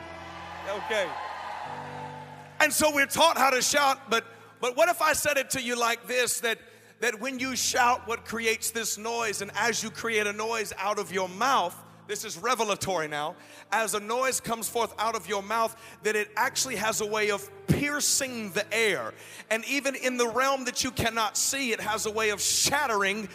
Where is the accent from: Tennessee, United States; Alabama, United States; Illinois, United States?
Tennessee, United States; Nashville; also born or lived in Atlanta, Georgia / Decatur, Georgia; I'm from Nashville, Tennessee